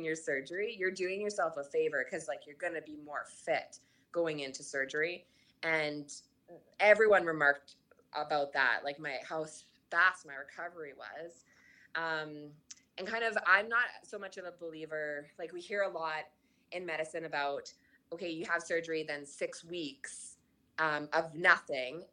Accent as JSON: {"language": "English", "country": "Canada", "said": "I'm Canadian"}